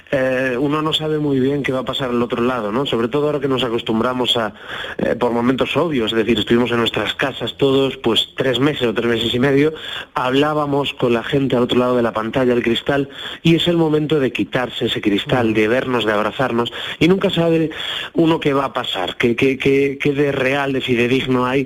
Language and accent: Spanish; Galicia, Spain; soy un gallego andaluz